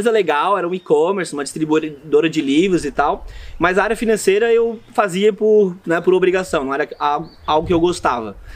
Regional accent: Florianópolis, Santa Catarina, Brazil; bom, eu sou aqui de Florianópolis, é, família de jornalista

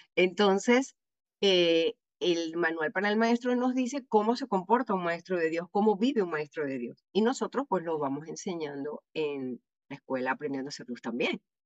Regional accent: Venezuela; como decimos en Venezuela

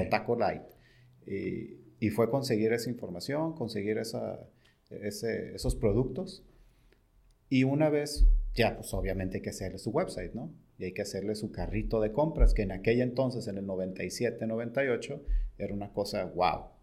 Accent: Tijuana, Baja California, Mexico; yo soy de Tijuana

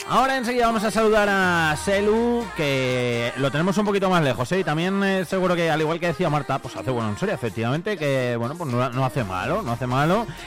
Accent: Quintana Redonda, Castile and León, Spain; Yo soy de Quintana

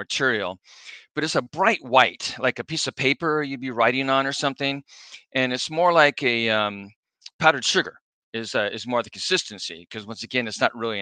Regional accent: La Mesa, California, United States; now in Orange County, United States; I grew up in La Mesa, which is out by San Diego State.

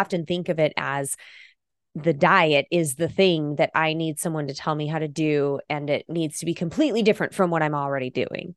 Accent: Idaho, United States; I'm from Idaho

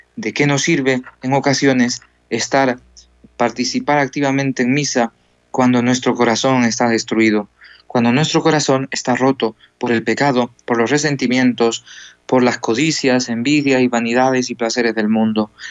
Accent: Ecuador; moved away as an adult; now in El Salvador; Entonces estamos aquí de misionero y soy de Ecuador

